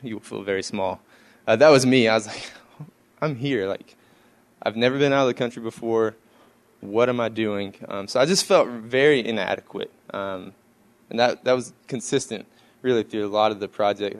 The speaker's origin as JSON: {"language": "English", "region": "East Texas", "country": "United States", "said": "I'm from East Texas"}